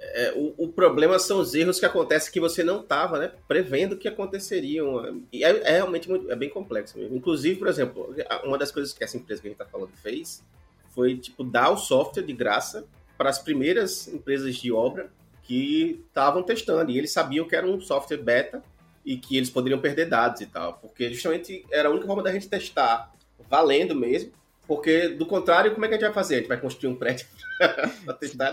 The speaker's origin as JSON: {"language": "Portuguese", "region": "Rio de Janeiro", "country": "Brazil", "tie": "born or raised there", "said": "eu nasci no Rio de Janeiro"}